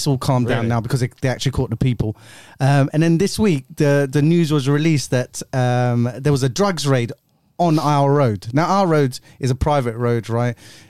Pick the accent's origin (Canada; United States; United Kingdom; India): India; I'm Indian.